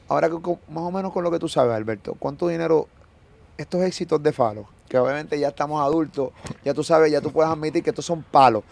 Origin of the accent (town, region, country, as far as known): Puerto Rico